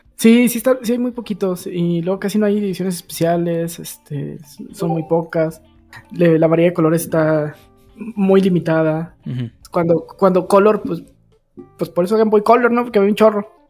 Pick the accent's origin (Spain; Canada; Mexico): Mexico